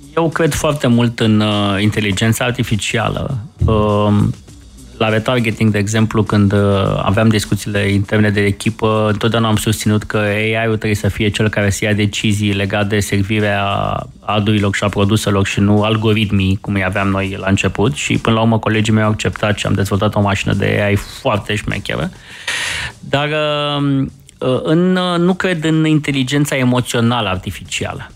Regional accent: Romania; suntem români

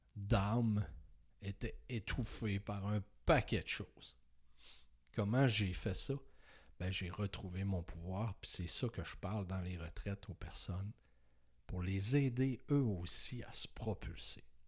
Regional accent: Saguenay, Quebec, Canada; moved away as an adult; now in Beauce, Canada; j'ai décidé de quitter ma région natale, le Saguenay, pour m'en venir vers Québec, vers la Beauce

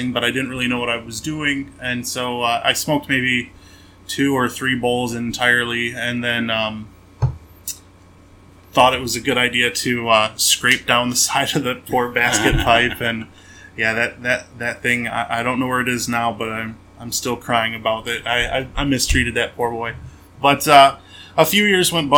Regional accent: Memphis, Michigan, United States; also born or lived in Port Huron area, Michigan; I grew up in a little town called Memphis, Michigan, and a nice little country town, very small, 1 square mile, 1 stoplight

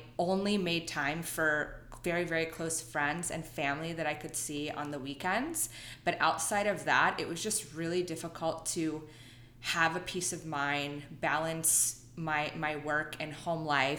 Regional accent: Northern Virginia, United States; moved away as an adult; now in Los Angeles, United States; I'm originally from Northern Virginia and lived there my entire life.

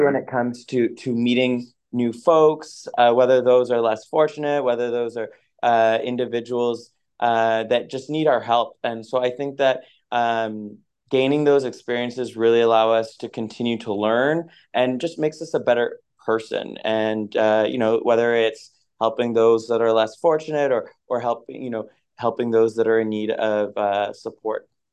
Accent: Moncton, New Brunswick, Canada; moved away; also born or lived in Halifax, Nova Scotia; I grew up in Moncton, New Brunswick

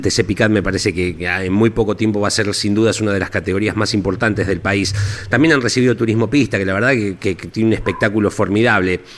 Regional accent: Olavarría, Buenos Aires Province, Argentina; soy de Olavarría particularmente

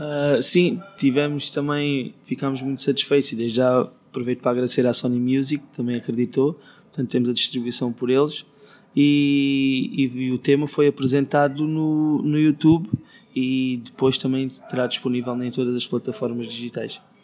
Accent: Beja, Alentejo, Portugal; moved away as an adult; also born or lived in Brazil; now in Lisbon, Portugal; Nasci em Beja, depois morei no Brasil, voltei para Beja.

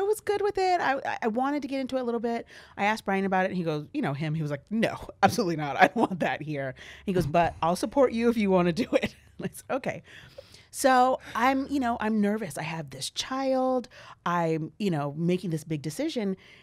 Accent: Valley Center, California, United States; I was born here

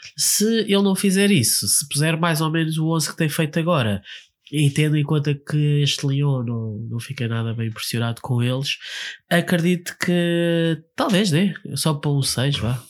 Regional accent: Lisbon, Portugal; nós somos de Lisboa

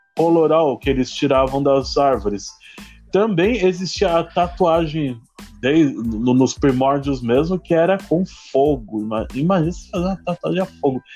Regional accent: São Paulo, Brazil; Eu sou de São Paulo, tô passando do litoral sul de São Paulo, Itaém

